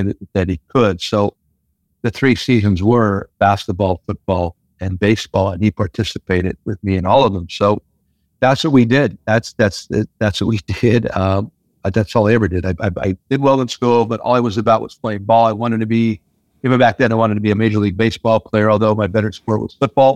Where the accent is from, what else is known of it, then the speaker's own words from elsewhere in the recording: Hazleton, Pennsylvania, United States; My Hazleton raised